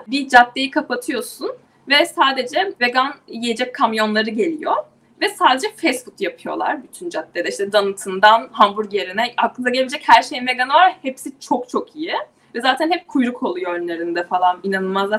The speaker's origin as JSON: {"language": "Turkish", "region": "İzmir", "country": "Turkey", "also_born_or_lived": "Istanbul / New York", "moved": "as an adult"}